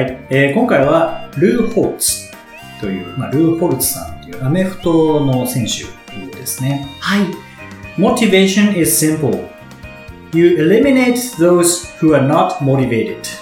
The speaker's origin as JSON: {"language": "Japanese", "region": "Kanto", "country": "Japan", "tie": "born or raised there", "said": "僕も関東出身なので"}